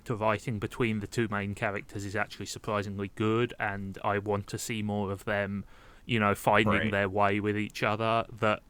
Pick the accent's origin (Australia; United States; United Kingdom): United Kingdom; as a Brit and a historian